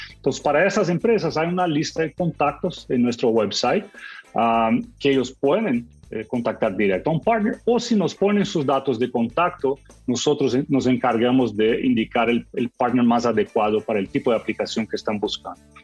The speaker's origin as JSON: {"language": "Spanish", "country": "Brazil", "said": "yo soy latino, también soy de Brasil"}